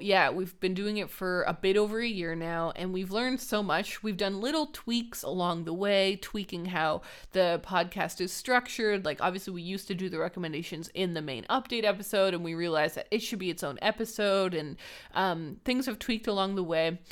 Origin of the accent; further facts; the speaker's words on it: Canada; Raylene and I are Canadian.